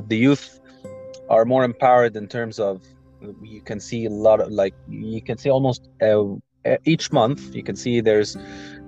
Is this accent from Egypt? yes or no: yes; Egypt; I'm from Egypt